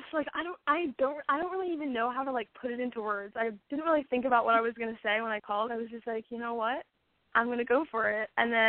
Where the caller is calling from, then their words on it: Westlake Village, California, United States; Westlake Village.